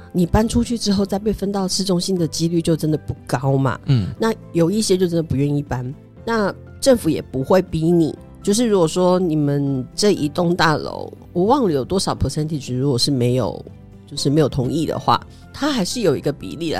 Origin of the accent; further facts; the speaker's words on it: Taiwan; moved away as an adult; now in Singapore; 我是跟先生两个人住在新加坡，那我们都是台湾人